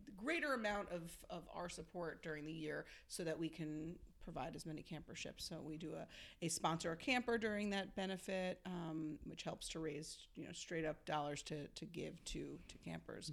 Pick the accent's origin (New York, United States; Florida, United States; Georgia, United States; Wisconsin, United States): New York, United States; Long Island; I grew up in Long Island